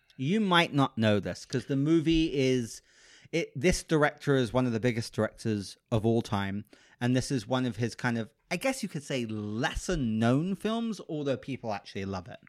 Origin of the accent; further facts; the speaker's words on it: United Kingdom; moved away; I'm British. So I say pause